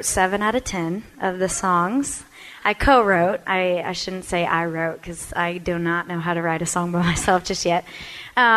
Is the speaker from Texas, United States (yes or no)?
yes; Texas, United States; I'm from Texas, so we have that Texas feel to us